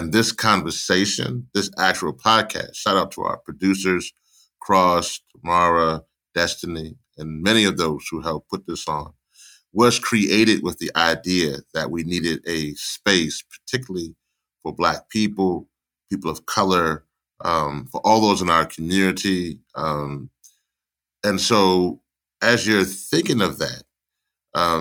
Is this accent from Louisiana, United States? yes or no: yes; Louisiana, United States; I was born in Louisiana, but my parents are both from Trinidad